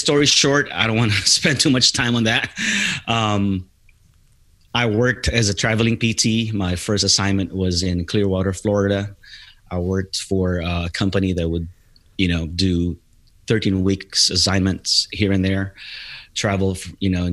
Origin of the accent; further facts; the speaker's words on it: Philippines; moved away as an adult; now in United States; I'm originally from the Philippines. I came here in the United States back in September of 1997.